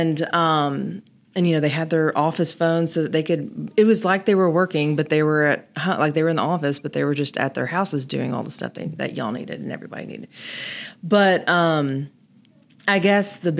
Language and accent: English; Germantown, Tennessee, United States; now in Memphis, United States; I grew up in Germantown in Kimbrough Woods